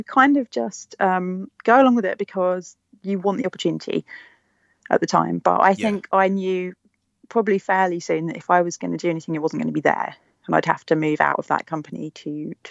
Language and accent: English; London, United Kingdom; I was from East London.